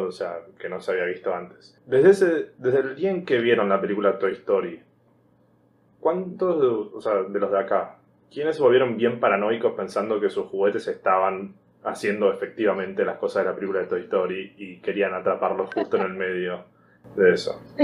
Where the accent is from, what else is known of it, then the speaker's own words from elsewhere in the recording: Argentina; siendo argentino, familia, clase media